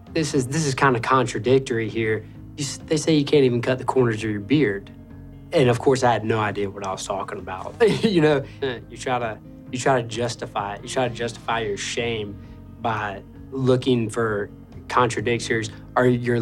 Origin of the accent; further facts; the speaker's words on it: Augusta, Georgia, United States; I grew up in Augusta, Georgia, off of Boy Scout Road.